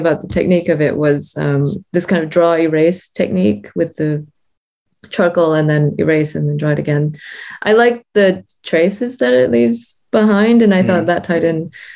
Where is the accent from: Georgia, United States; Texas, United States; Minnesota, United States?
Texas, United States; Houston; moved away as an adult; now in London, United Kingdom; I grew up in Texas